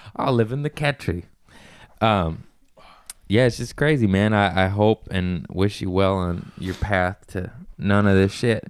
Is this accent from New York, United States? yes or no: no; Las Vegas, Nevada, United States; I grew up in Vegas